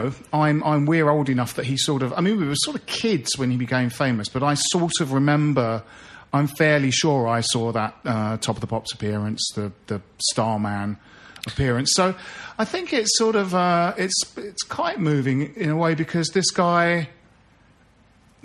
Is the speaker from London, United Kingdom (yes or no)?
yes; Bromley, London, United Kingdom; we grew up in Bromley